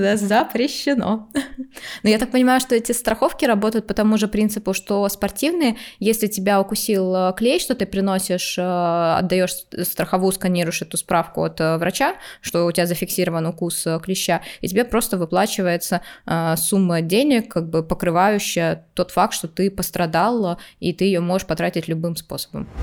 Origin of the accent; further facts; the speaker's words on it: Saint Petersburg, Russia; я из Питера, у нас очень близко Финляндия